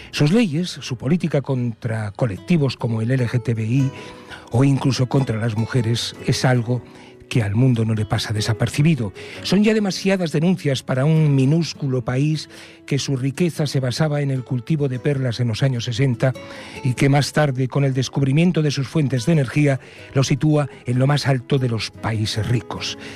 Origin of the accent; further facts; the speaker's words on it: Spain; somos españoles con castañuelas y pandereta